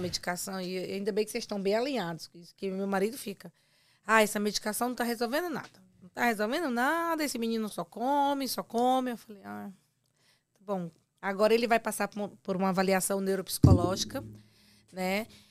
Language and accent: Portuguese; Ceará, Brazil; sua conterrânea